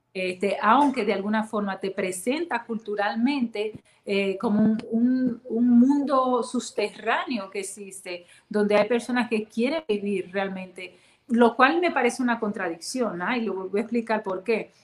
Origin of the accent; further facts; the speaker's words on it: Dominican Republic; now in United States; como latina, dominicana, caribeña